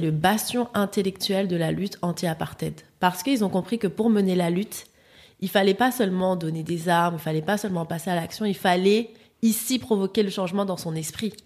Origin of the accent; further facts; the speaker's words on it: Paris, Île-de-France, France; also born or lived in French Antilles (ancestry); je suis antillaise, mais j'ai vécu, j'ai grandi à Paris.